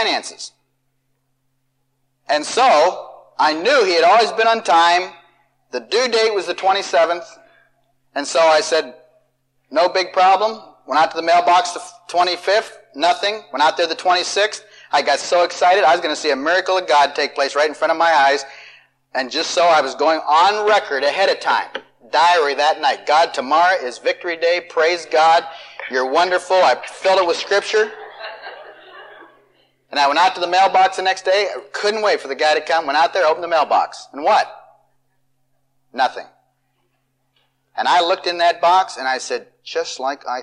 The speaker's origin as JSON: {"language": "English", "town": "Marion", "country": "United States", "tie": "born or raised there", "moved": "yes", "said": "from Marion, my hometown"}